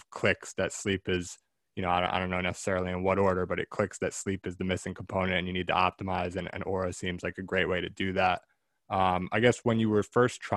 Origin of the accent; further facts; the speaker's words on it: New Jersey, United States; growing up in New Jersey.